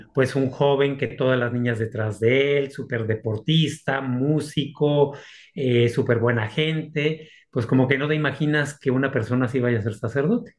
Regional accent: Aguascalientes, Mexico; moved away as an adult; also born or lived in Monterrey, Mexico / Salamanca, Spain / Rome, Italy; mi ciudad natal, que es Aguascalientes

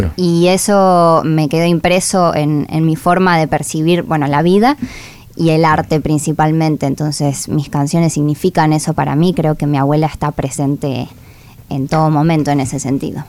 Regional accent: La Plata, Buenos Aires Province, Argentina; nací en La Plata em, y crecí envuelta en todo eso

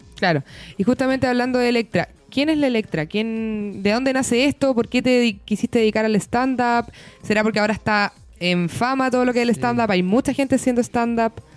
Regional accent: Chile; Chilito, que es el lugar donde nos tocó nacer y vivir

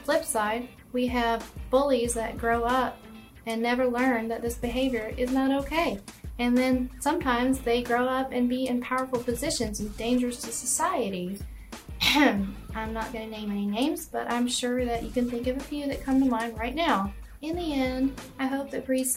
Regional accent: Houston, Texas, United States; I'm from Houston

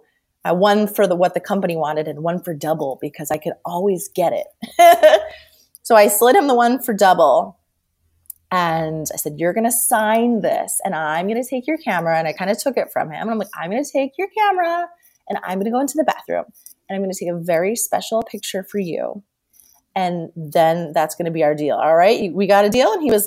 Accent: Scranton, Pennsylvania, United States; I'm from Scranton

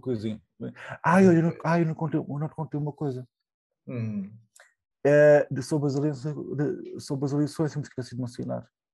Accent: Portugal; now in Berlin, Germany; eu sou português

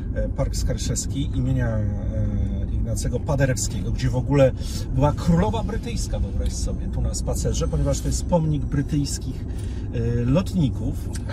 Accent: Warsaw, Masovian Voivodeship, Poland; ja jestem od urodzenia z Saskiej Kępy

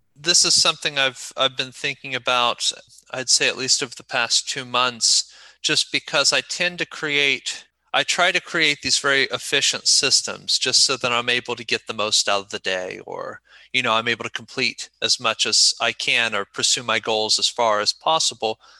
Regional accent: Ohio, United States; moved away as an adult; also born or lived in South Korea; I was born in Ohio and am currently back there, but I lived for about seven, a little over seven years in Korea.

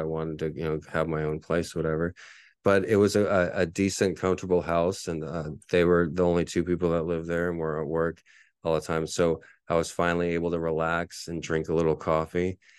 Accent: San Antonio, Texas, United States; my hometown team, the only real team I've cheered for in my whole life, the San Antonio Spurs

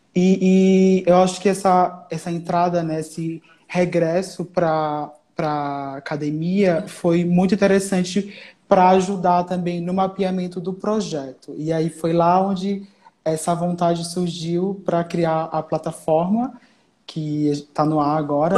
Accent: Alagoas, Brazil; moved away as an adult; now in São Paulo, Brazil; sou alagoano

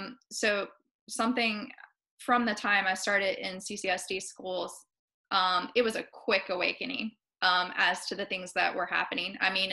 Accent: Appalachia, United States; she's laughed at the way I say words because I'm from Appalachia. And, I said, well, we all have, you know, different accents, different tones.

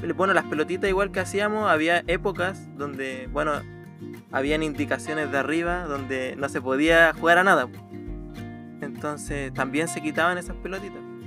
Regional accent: Copiapó, Atacama, Chile; born or raised there; also born or lived in Calama, Chile / Arica, Chile; now in Chiguayante, Chile

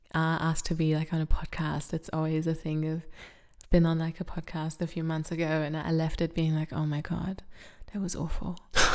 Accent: Australia; it felt like people thought I belonged there until I started to speak with my accent. And then they're like, oh, where are you from?

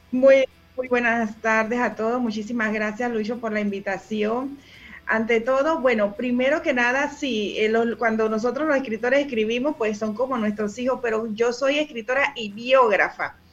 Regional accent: Panama; soy panameña

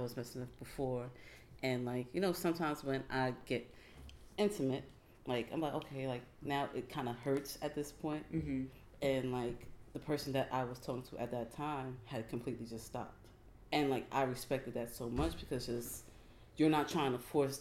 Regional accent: New Jersey, United States; I am from New Jersey

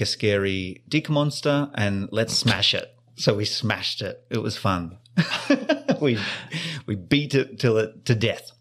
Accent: Australia; moved away; I grew up in Australia, the land of sun and sand

